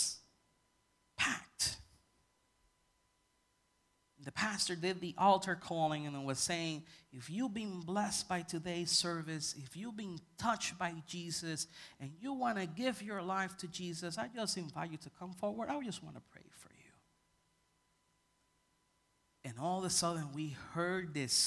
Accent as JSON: {"language": "English", "country": "Puerto Rico", "said": "I come from Puerto Rican culture, and when we go to church, everybody praises."}